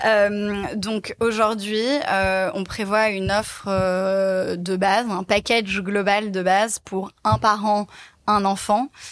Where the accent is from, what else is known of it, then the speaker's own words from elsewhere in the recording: Paris, Île-de-France, France; Je suis née et j'ai grandi à Paris